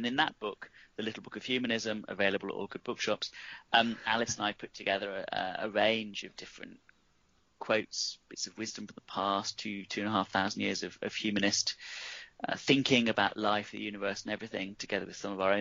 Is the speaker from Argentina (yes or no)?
no; Nuneaton, West Midlands, United Kingdom; I'm from Nuneaton, which is a small town in the Midlands